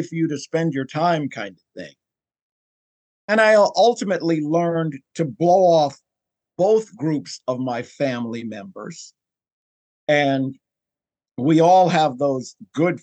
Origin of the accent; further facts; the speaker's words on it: New York City, New York, United States; moved away; I'm from New York originally